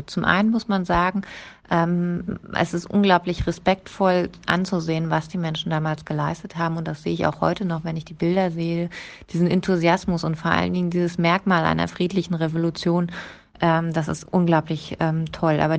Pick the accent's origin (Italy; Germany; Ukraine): Germany; Premnitz, Brandenburg; ich bin ähm, Gewerkschaftssekretärin und ich wohne oder bin groß geworden in Premnitz. Das ist ähm, eine Chemiefaserstadt im Osten gewesen.